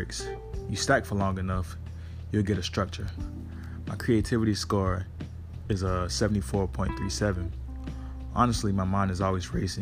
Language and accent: English; Savannah, Georgia, United States; I'm from Savannah, Georgia, about 4 hours southeast of Atlanta